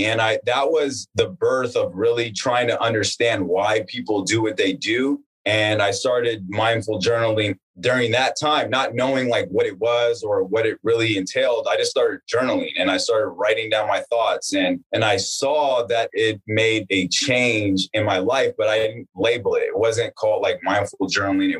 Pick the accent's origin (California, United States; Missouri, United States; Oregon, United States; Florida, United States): California, United States; Palmdale; also born or lived in Northridge, California; now in Los Angeles, United States; I grew up in Los Angeles in a small town called Palmdale, California